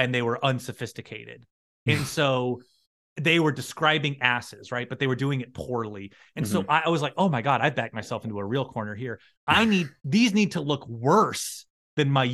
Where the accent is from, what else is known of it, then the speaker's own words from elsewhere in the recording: Fairfax, Virginia, United States; I'm from Fairfax. I'm from right outside of DC